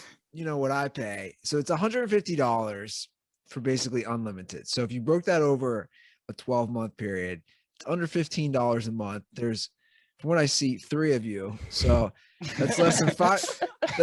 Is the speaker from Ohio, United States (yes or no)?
yes; Ohio, United States; growing up in Ohio, like, college sports are a big thing